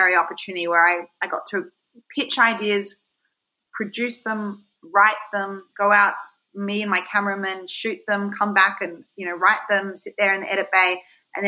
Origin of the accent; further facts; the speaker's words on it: Sydney, New South Wales, Australia; moved away as an adult; also born or lived in New York; I grew up in Sydney